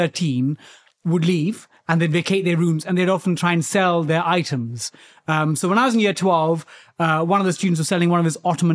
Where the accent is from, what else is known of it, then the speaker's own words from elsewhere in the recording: London, United Kingdom; I grew up in East London, Went to a council estate.